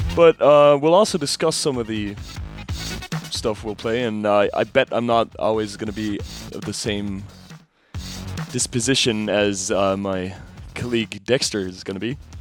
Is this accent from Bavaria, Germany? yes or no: yes; Munich, Bavaria, Germany; We're two guys from Munich